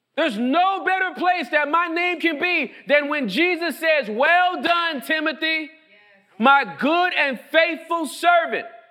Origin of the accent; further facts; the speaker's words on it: Inglewood, California, United States; now in Texas, United States; where I was born and raised in Inglewood, California.